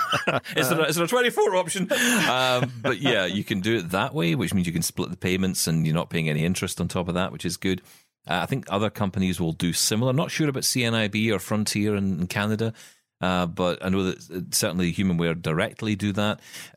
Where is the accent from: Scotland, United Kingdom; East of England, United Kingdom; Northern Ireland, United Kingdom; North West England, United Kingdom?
Scotland, United Kingdom; I'm Scottish.